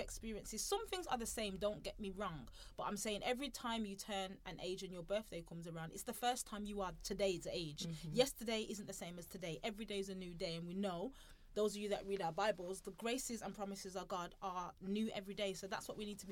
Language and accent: English; Birmingham, West Midlands, United Kingdom; we're from Birmingham. We're two Afro-Caribbean ladies